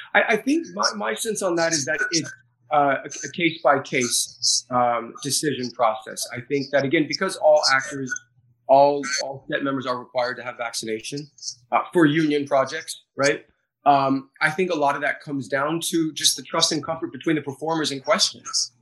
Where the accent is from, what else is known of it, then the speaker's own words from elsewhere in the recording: United States; Being an American